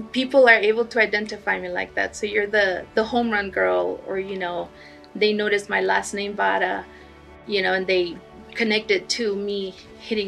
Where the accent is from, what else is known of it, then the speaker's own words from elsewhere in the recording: El Paso, Texas, United States; I was born deaf here in El Paso. I'm going to UTIP right now.